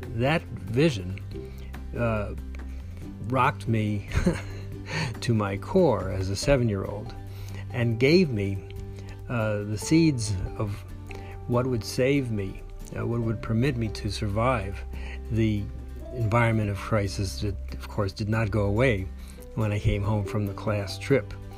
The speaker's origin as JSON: {"language": "English", "town": "New York City", "region": "New York", "country": "United States", "tie": "born or raised there", "said": "I grew up in New York City"}